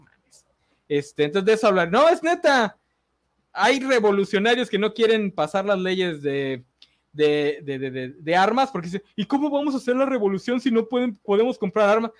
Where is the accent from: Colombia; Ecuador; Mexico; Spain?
Mexico; como mexicanos